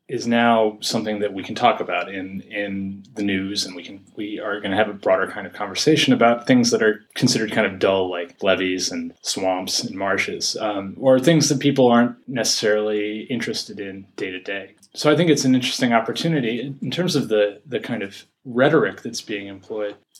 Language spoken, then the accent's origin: English; Yonkers, New York, United States; I'm from Yonkers, and I grew up in Yonkers.